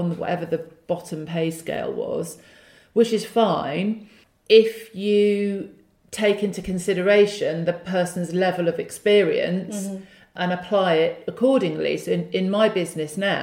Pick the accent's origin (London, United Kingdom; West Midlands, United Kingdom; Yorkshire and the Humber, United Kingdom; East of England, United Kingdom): West Midlands, United Kingdom; Wolverhampton; I grew up in the Midlands. I went to Wolverhampton Girls High School